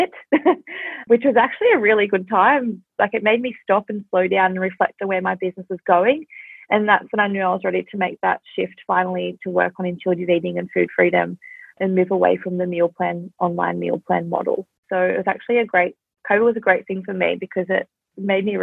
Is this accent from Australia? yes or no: yes; Australia; I'm from Australia